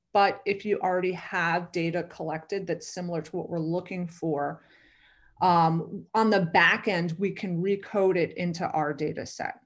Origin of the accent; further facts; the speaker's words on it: New York, United States; I am from New York originally